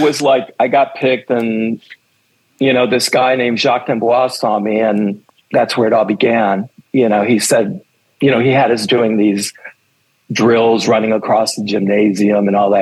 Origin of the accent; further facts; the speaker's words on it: New York City, New York, United States; I'm from New York City. I grew up on uh, 21st and 8th Avenue, to be exact